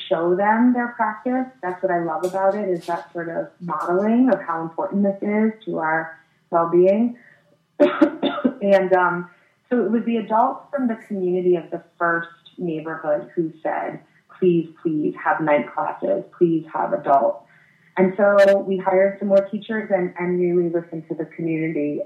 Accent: Connecticut, United States; also born or lived in Illinois; I um, had a really tough transition uh, when we we moved from Illinois to Connecticut in third grade

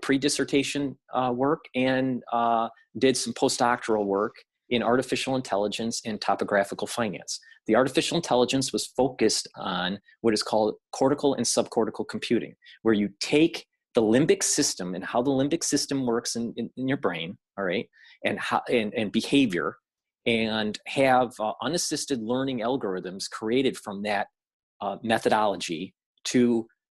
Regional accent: Michigan, United States; moved away as an adult; also born or lived in Japan / Germany / South Korea / New York City; I was born and raised in Michigan

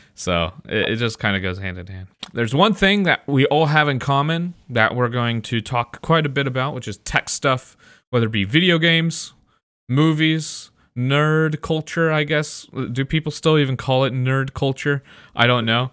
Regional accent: Midwest, United States; I'm from the Midwest.

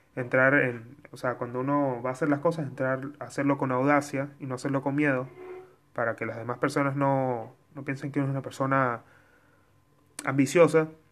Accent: Mérida, Venezuela; de Mérida, de donde yo soy

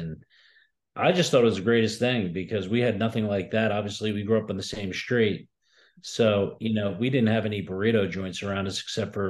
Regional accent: Newark, New Jersey, United States; I was actually born and raised in Newark, New Jersey, before I moved to Breck. So Newark born and raised.

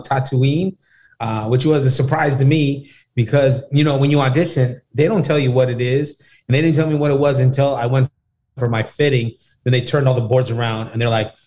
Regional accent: Pittsburg, California, United States; To us, Pittsburgh was our Daly City. We didn't know what Daly City was because we never really went out of our community

